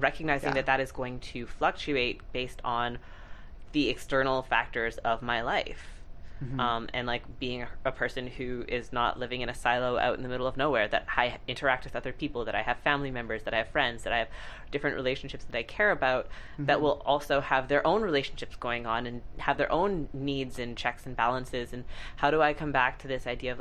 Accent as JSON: {"language": "English", "town": "Montreal", "region": "Quebec", "country": "Canada", "tie": "born or raised there", "said": "I grew up in Montreal"}